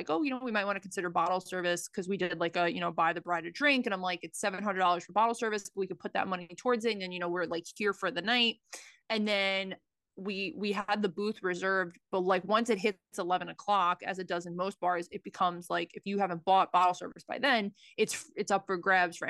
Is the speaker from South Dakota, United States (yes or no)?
no; Brooklyn, New York, United States; And we are two broads from Brooklyn, thank God.